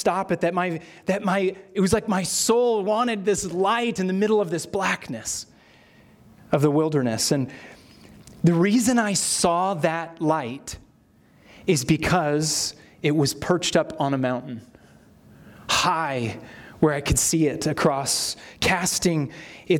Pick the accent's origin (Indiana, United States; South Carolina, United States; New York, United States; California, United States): California, United States; Sierra Nevada; Sierra is where I grew up in California